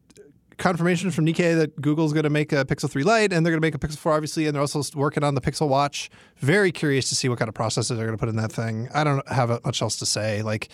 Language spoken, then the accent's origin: English; Midwest, United States; You know we're like from the Midwest, right?